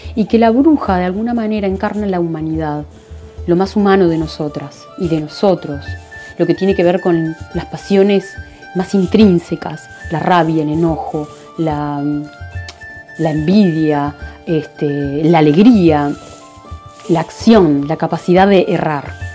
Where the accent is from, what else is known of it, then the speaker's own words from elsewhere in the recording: Uruguay; soy psicóloga uruguaya